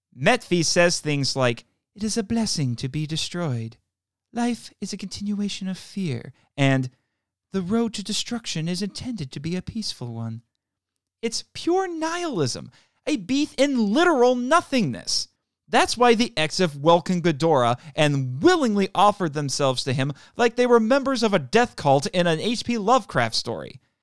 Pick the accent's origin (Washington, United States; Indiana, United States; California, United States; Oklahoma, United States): Indiana, United States; my home state of Indiana